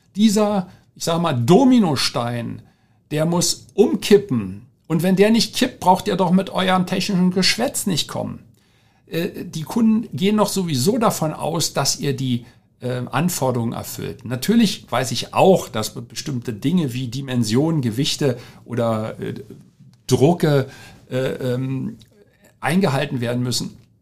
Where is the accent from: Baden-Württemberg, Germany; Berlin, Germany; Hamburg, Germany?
Berlin, Germany; moved away; also born or lived in Asia; Ich bin gebürtiger Deutscher, äh, groß geworden in Berlin, in Rudo